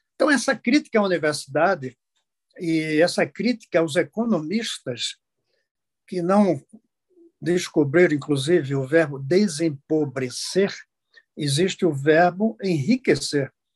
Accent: Brazil

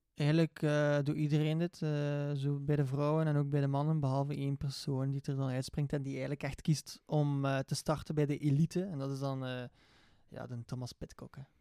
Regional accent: Belgium; Uiteraard als Belg zijnde

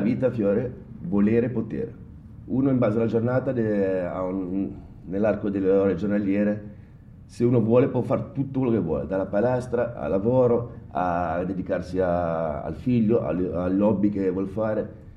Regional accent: Genoa, Liguria, Italy; da buon genovese

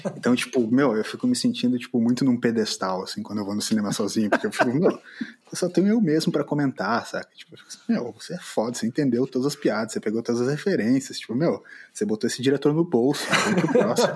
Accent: Brazil; a gente, como brasileiro

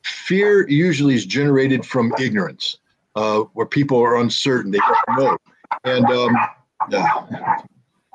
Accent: United States; I'm an American

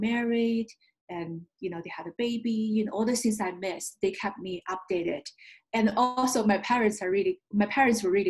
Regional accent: China; first language Chinese; English is a second language; moved away as an adult; also born or lived in upstate New York / Denver / Michigan; now in United States; I'm an immigrant from China, an American by choice. I was born and raised in communist China. I grew up there, and I came here as a graduate school student

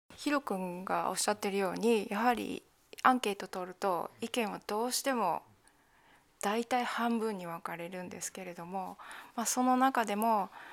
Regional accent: Japan; moved away as an adult; ここの日本っていうのは私にとっては母国であり

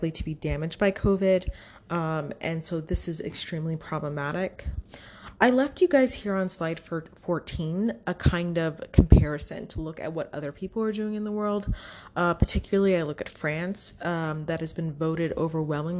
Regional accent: United States

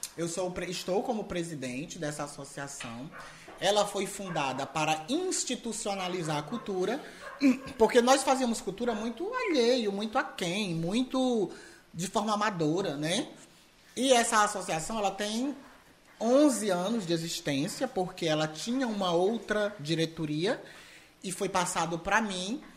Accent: Ceará, Brazil; um típico cearense nordestino

